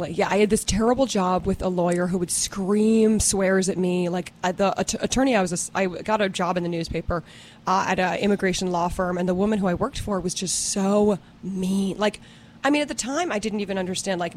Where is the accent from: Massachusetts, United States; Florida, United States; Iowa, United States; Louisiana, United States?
Massachusetts, United States; I grew up outside of Boston.